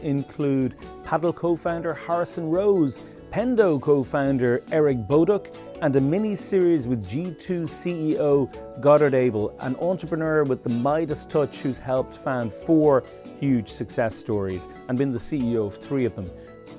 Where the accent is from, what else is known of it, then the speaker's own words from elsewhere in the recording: Dublin, Leinster, Ireland; Next up, we move from Hong Kong to my hometown of Dublin